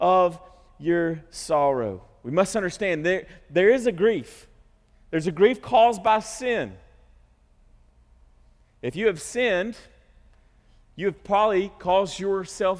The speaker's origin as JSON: {"language": "English", "country": "United States", "said": "as American Christians"}